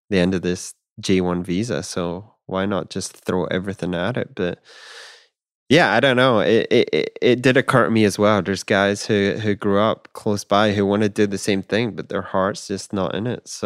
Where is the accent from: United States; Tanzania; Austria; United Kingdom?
United Kingdom; Scotland; growing up in Scotland, that's I'd be like, yeah, I can get you half Scotch and half something else.